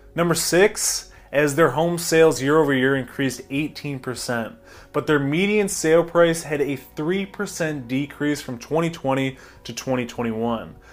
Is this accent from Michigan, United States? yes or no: yes; Brighton, Michigan, United States; I'm from Brighton